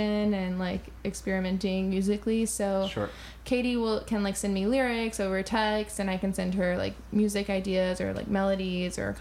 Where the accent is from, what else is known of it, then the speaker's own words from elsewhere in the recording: New York, United States; I'm from New York, from Queens